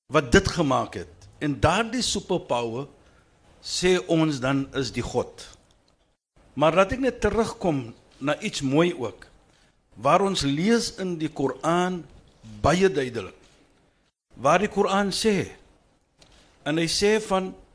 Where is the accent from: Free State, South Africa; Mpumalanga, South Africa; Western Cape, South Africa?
Western Cape, South Africa; ek bewys net dat ek is van die Kaap.